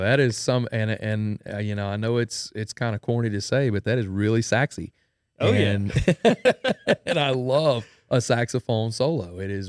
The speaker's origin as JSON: {"language": "English", "town": "Denham Springs", "region": "Louisiana", "country": "United States", "tie": "born or raised there", "said": "I am a musician from Denham Springs, Louisiana. That's where I was born and raised."}